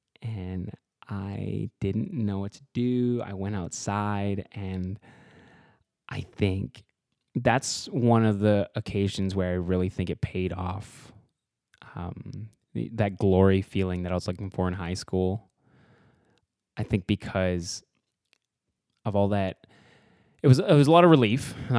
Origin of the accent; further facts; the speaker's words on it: Edmonton, Alberta, Canada; now in Vancouver, Canada; I'm from Edmonton, Alberta, and I just moved to Vancouver